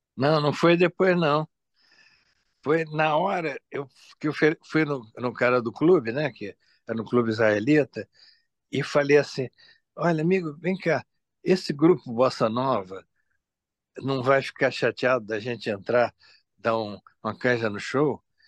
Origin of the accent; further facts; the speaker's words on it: Espírito Santo, Brazil; sou do Espírito Santo